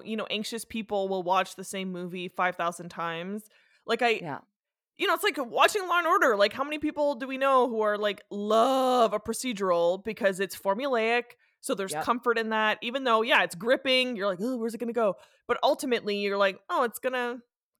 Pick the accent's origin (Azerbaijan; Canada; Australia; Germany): Canada; Sudbury, Ontario; moved away; I'm from Sudbury, Ontario, where they have shot many a Christmas movie.